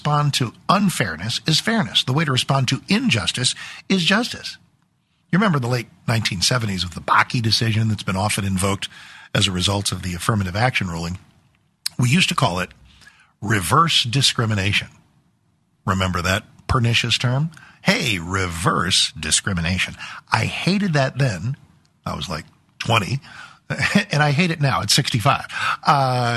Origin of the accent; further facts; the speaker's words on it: Texas, United States; as an American, as a Texan